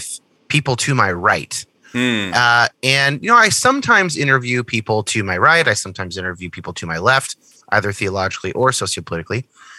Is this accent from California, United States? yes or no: yes; Northern California, United States; I grew up in Northern California.